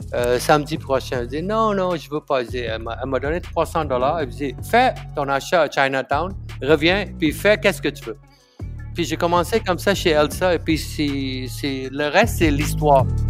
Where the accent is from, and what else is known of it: Malaysia; born or raised there; first language Tamil; French is a second language; moved away as an adult; now in Montreal, Canada